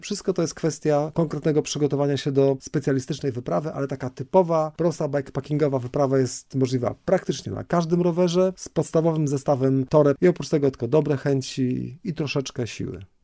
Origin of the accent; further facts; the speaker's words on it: Poland; mówię, że z Polski